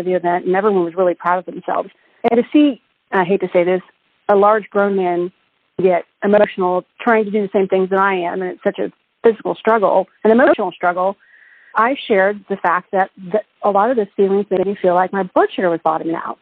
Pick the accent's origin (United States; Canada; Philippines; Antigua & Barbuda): United States; Norman, Oklahoma; I was a part of a group called Leadership Norman, which is my hometown